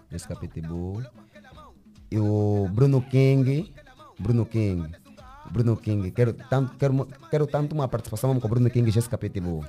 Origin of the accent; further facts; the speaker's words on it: Luanda, Luanda Province, Angola; sou do Kazenga. Nasci no bairro dos Kwanza. Uhum. Estou morando na Petrangol.